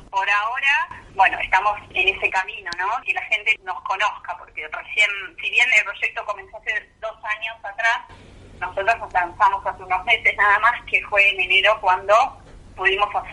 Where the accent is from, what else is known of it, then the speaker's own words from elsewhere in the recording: Buenos Aires Province, Argentina; nosotros somos de provincia de Buenos Aires